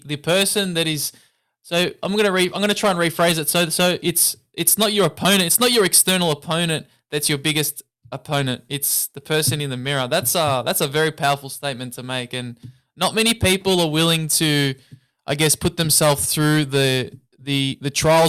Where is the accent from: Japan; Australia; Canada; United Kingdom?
Australia; Melbourne, Victoria; I'm from Australia, I'm from Melbourne.